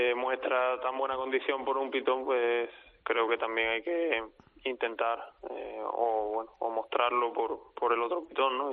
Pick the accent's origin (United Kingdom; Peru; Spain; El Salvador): Spain; Olivenza, Extremadura; mi tierra